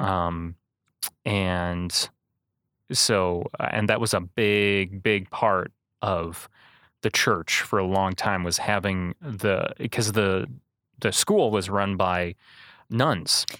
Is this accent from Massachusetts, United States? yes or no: no; Manteno, Illinois, United States; born and raised in Mantino